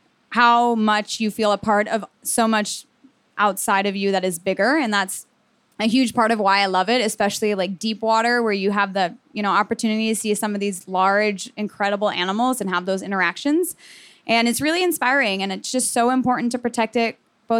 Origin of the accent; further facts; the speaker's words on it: Miami, Florida, United States; So I'm from Miami, Florida originally, and I was really lucky to grow up around the water.